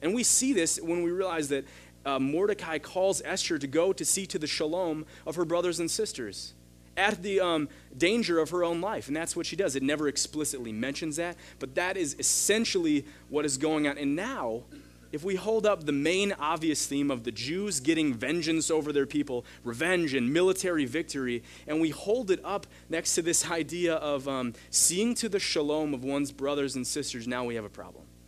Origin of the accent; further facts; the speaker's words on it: United States; as an American, as a big brother